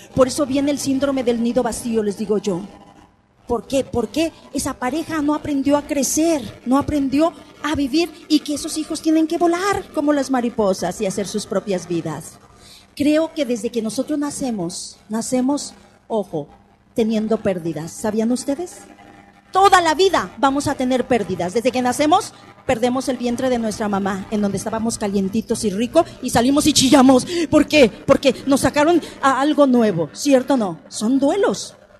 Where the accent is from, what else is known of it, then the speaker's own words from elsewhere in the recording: Mexico; somos los mexicanos